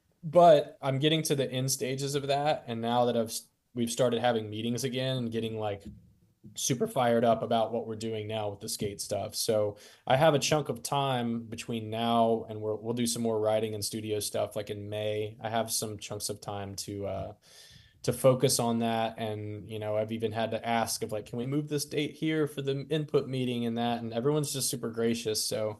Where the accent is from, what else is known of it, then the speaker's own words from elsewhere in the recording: Florida, United States; moved away as an adult; also born or lived in Nashville; now in Pensacola, United States; When I was in Nashville, I got so homesick. I was there for 10 years and like, I was probably there for like 4 years too long. Okay. And I went and got a Florida tattoo.